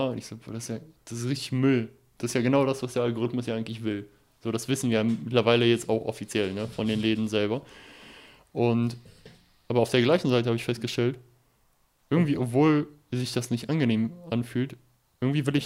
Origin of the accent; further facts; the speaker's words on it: Germany; generell als Deutscher in Holland, das ist halt wirklich wie so ein Bundesland.